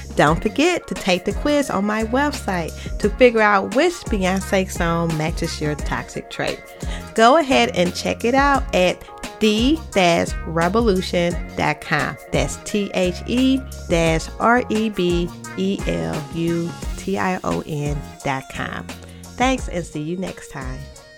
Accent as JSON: {"language": "English", "town": "St. Louis", "region": "Missouri", "country": "United States", "accent": "Saint Louis", "said": "my Saint Louis accent"}